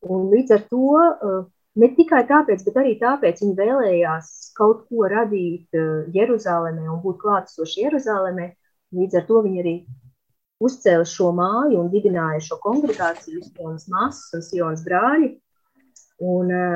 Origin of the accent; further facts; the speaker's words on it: Olaine, Olaine Municipality, Latvia; moved away as an adult; also born or lived in Riga; now in Jerusalem, Israel; es nāku no Olainas, kur es pavadīju lielu daļu savas dzīves